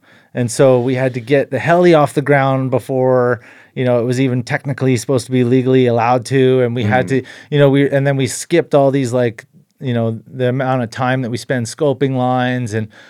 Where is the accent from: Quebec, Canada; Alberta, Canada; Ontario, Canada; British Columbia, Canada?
British Columbia, Canada; Invermere; I grew up in Invermere, BC, interior BC, and both my parents were avid skiers, backcountry skiers.